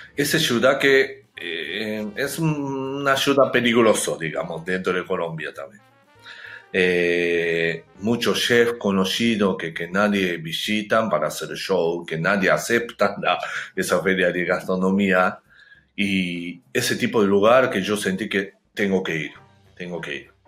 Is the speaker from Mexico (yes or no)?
no; Japan; Spanish is a second language; moved away; also born or lived in Argentina; yo soy japonés